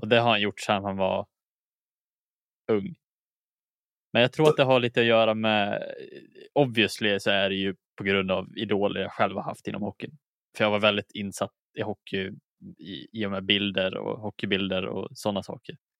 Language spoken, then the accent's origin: Swedish; Dalarna County, Sweden; also born or lived in Umeå; jag är inte född i Dalarna heller, utan jag är född i Umeå